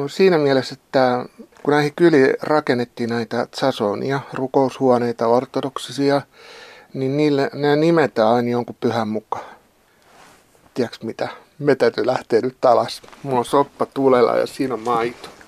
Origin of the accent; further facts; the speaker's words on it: Pori, Satakunta, Finland; accent: Pori dialect; moved away as an adult; now in Valtimo, Finland; mä oon Porista kotosi, niin kuin kyllä kaikki huomaa. Että mä oon ollut täällä nyt kymmenen vuotta. Ja mä oon tullut työperässä ja se pori murre, koska se on mun lapsuuden murre, niin se ei sillä häviä.